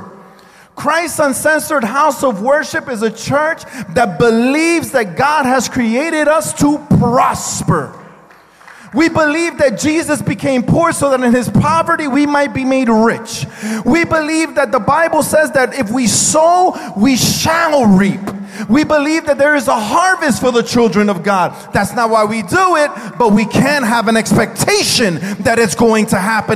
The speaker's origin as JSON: {"language": "English", "country": "United States", "tie": "born or raised there", "said": "I am an American citizen because of where I was born"}